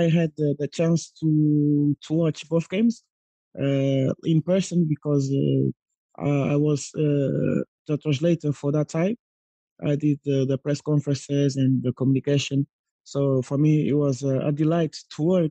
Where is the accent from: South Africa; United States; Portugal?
Portugal; Guimarães, Norte; I'm from Guimarães.